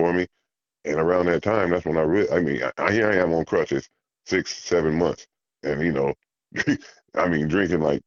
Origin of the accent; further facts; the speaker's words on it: Dos Palos, California, United States; also born or lived in Fresno, United States; I'm born and raised in Southtown